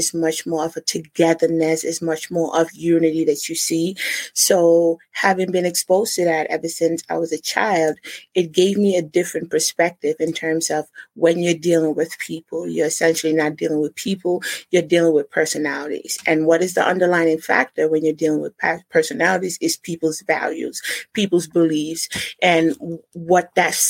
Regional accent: New Jersey, United States; born there; now in Rhode Island, United States; No, I wasn't born in Rhode Island. I was born in New Jersey.

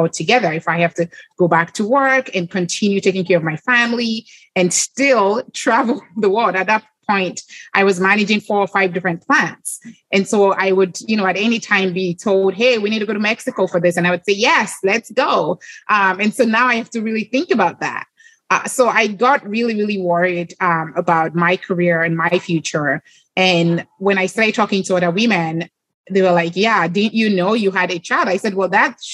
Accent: Lagos, Nigeria; moved away; I grew up in Lagos, Nigeria

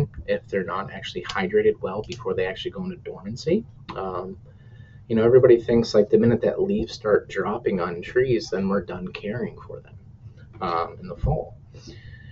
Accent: New Hampshire, United States; also born or lived in Minnesota; now in Minneapolis, United States; I'm originally from New Hampshire, and I thought, we always had pretty extreme temperatures and, hard winters. I moved out here to Minnesota

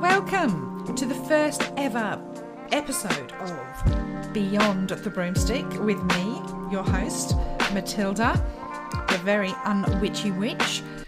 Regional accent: United Kingdom; I grew up in the United Kingdom

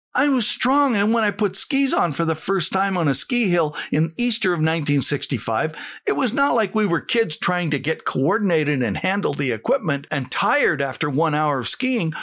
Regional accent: Saskatchewan, Canada; I came from Saskatchewan

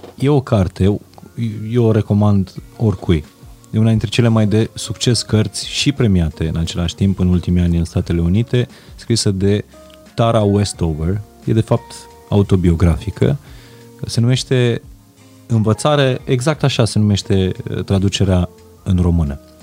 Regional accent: Transylvania, Romania; Eu vin din Ardeal.

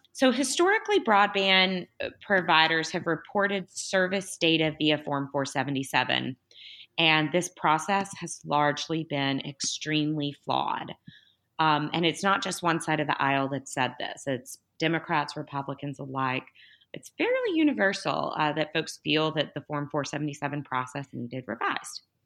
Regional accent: Tennessee, United States; my home state of Tennessee

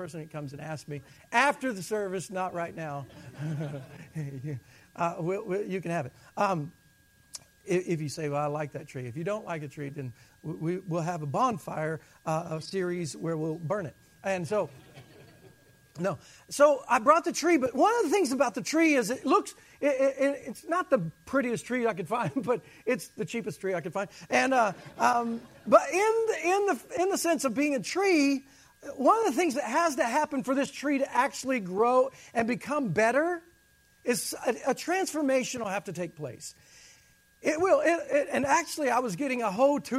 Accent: the South, United States; I'm from the South

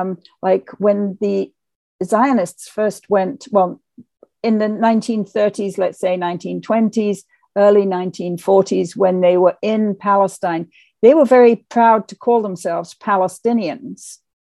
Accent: England, United Kingdom; I grew up in England

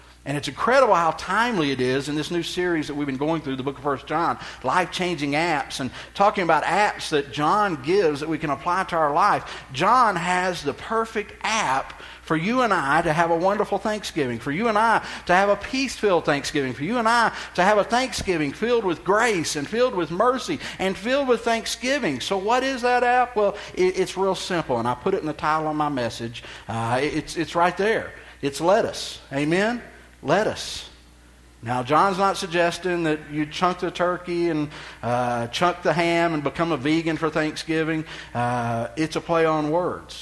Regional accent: Texas, United States; I'm from Texas

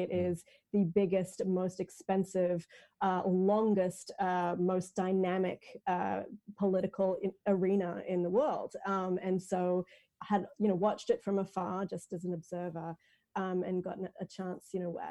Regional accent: Australia; being an Australian and being very involved in US presidential politics

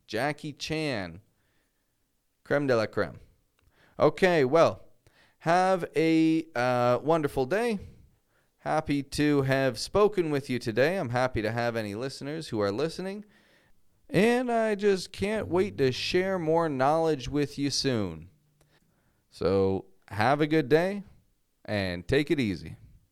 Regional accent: Toronto, Ontario, Canada; now in Mexico; I'm from Toronto.

